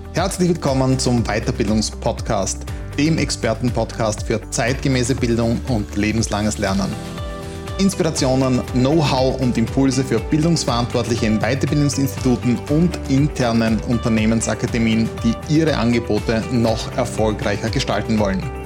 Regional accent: Austria; bei uns in Österreich

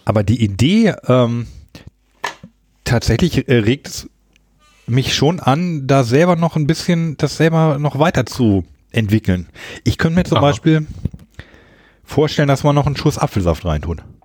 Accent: Hanover Region, Lower Saxony, Germany; moved away; also born or lived in Hamburg / Berlin / Baltic Sea coast; ich komme ja aus der Region Hannover ursprünglich

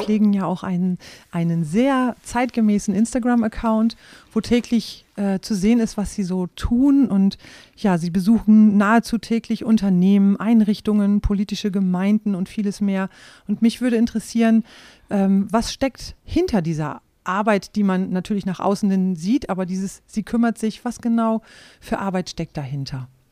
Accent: Rhauderfehn, Lower Saxony, Germany; Ich bin ja in Rauderfehn aufgewachsen

